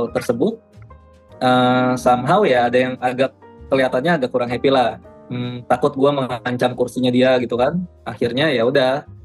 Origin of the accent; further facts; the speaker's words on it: Tangerang, Banten, Indonesia; gue kan asal dari Tangerang ya